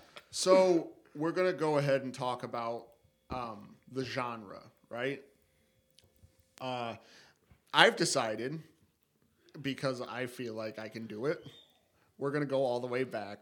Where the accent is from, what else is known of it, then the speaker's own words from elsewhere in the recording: upstate New York, United States; we are upstate degenerates from New fucking York.